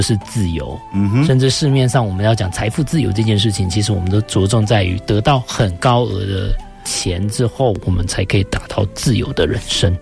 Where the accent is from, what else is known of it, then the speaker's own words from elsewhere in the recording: Taichung, Taiwan; 我们是在台中市府后街开泡沫红茶店，跟那个春水堂差不多同期